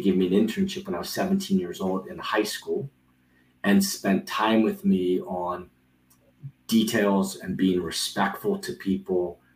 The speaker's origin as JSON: {"language": "English", "town": "Rockville", "region": "Maryland", "country": "United States", "tie": "born or raised there", "said": "I grew up in Rockville, Maryland"}